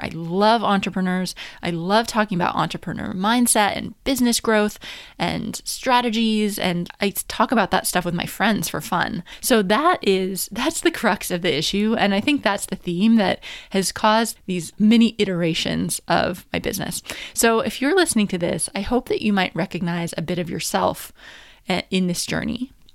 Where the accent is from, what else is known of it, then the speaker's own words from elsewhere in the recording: New Hampshire, United States; moved away as an adult; also born or lived in Washington, D.C. / Paris; I'm from America, so I'm from New Hampshire